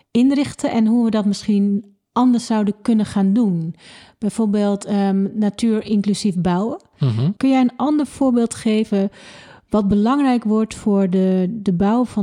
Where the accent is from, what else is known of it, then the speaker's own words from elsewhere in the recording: Leiden, South Holland, Netherlands; dus dat zouden wij als Leidenaar meteen kunnen doen.